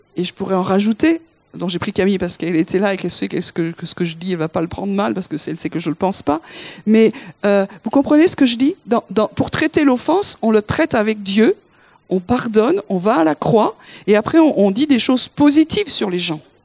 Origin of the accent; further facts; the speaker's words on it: France; Nous, en tant que Français